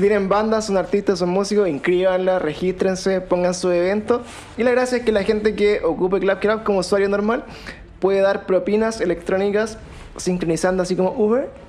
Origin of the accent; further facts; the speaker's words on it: Puente Alto, Santiago Metropolitan Region, Chile; also born or lived in La Florida; now in Macul, Chile; soy de Puente Alto